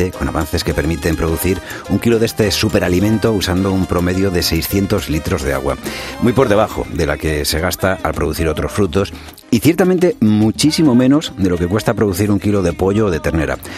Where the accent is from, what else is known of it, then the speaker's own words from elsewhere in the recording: Spain; yo soy muy, muy español